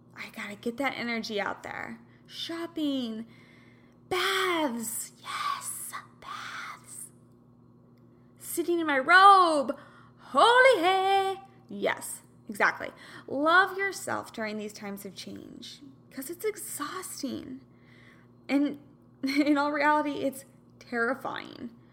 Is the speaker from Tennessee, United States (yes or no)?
no; Kansas, United States; now in California, United States; I'm from Kansas